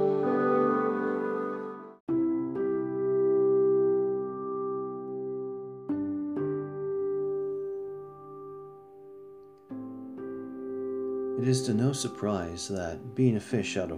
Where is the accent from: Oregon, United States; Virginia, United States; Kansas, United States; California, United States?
California, United States; Southern; moved away as an adult; now in New York City, United States; I grew up in Southern California